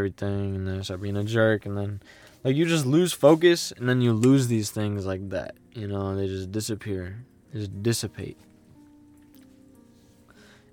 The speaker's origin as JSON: {"language": "English", "country": "United States", "tie": "born or raised there", "said": "I grew up in the United States"}